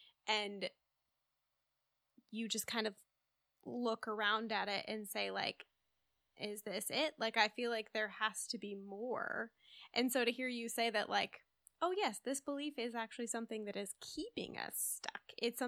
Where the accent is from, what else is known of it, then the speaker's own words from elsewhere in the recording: Midwest, United States; I grew up in the Midwest. There's a lot of like Christian Reformed influence here.